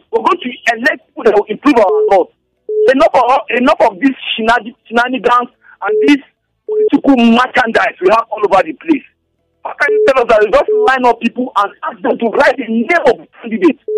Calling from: Genta, Plateau, Nigeria; I'm calling from Genta.

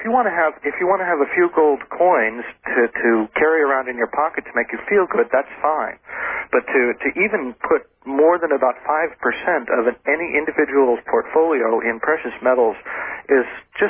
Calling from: Ofterschwang, Bavaria, Germany; From Aufteschwang in Germany, which is very near the Austrian border.

